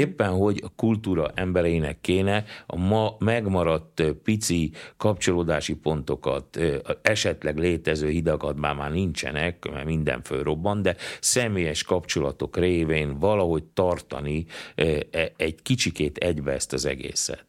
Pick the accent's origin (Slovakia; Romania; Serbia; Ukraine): Ukraine; Transcarpathia, Zakarpattia Oblast; now in Hungary; leginkább kárpátaljaiként, ö, ö, élem meg nehezen, mert lassan megszűnik a kárpátaljai magyarság